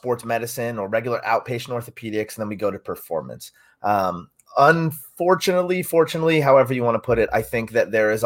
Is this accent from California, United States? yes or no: no; Westchester County, New York, United States; moved away as an adult; also born or lived in Connecticut; now in Dallas, United States; I'm from the Northeast. I'm from New York originally, Westchester County. And relocated out here to Texas about 2.5 years ago